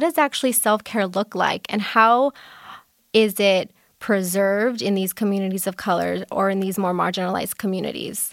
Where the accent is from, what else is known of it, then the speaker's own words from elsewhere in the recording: Los Angeles, California, United States; I am also born and raised in Los Angeles